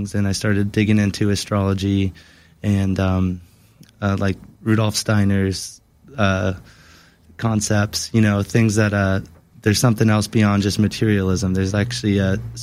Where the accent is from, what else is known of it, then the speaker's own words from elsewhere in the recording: Newport, United States; I grew up in a very Newport family. My mom and dad both born and raised in Newport